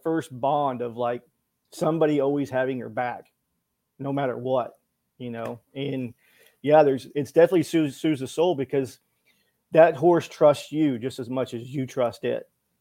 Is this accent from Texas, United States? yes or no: yes; Fort Worth, Texas, United States; moved away as an adult; also born or lived in Manhattan; born and raised in Fort Worth, Texas